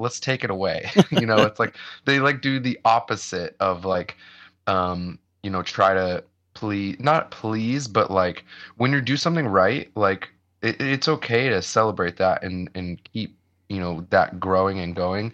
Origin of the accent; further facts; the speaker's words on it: Ohio, United States; moved away; I grew up in the Midwest and I grew up in, in Ohio